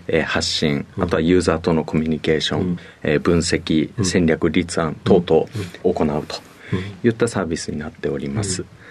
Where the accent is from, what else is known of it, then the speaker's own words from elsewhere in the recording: Tokyo, Japan; 出身は東京です